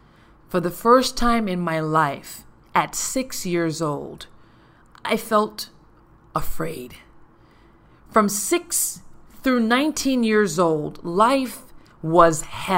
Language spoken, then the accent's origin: English; Paradise, U.S. Virgin Islands; I was born and raised in Paradise, St. Thomas, U.S. Virgin Islands.